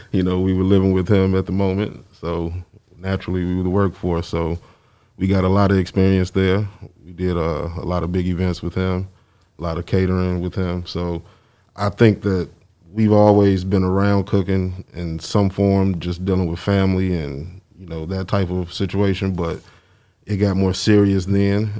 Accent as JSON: {"language": "English", "town": "Chicago", "region": "Illinois", "country": "United States", "also_born_or_lived": "Memphis", "moved": "as an adult", "said": "we are from Chicago"}